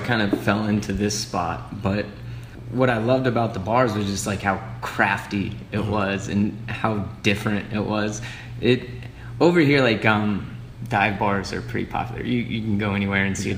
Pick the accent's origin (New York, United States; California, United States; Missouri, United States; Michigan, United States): Missouri, United States; Harrisonville; also born or lived in Rolla, Missouri / Kansas City; I grew up in Harrisonville, Missouri, just south of here.